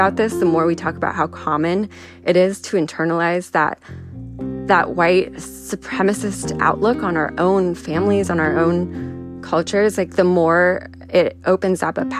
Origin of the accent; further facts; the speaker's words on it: San Diego, California, United States; first language Spanish; English is a second language; I grew up in San Diego on the border with Tijuana with a Mexican dad and a Puerto Rican mom. Spanish was my first language.